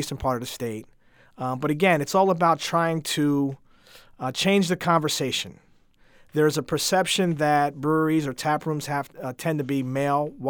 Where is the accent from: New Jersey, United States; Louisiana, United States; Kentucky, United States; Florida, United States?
New Jersey, United States; moved away as an adult; now in Springfield, United States; I'm a transplant from New Jersey